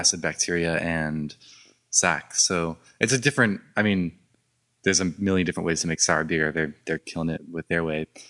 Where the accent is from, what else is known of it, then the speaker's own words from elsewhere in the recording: Orange County, California, United States; I grew up in Orange County